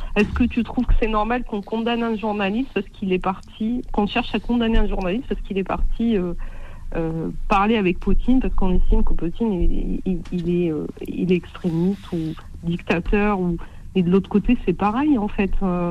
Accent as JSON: {"language": "French", "country": "Morocco", "said": "je suis marocaine, j'ai 38 ans"}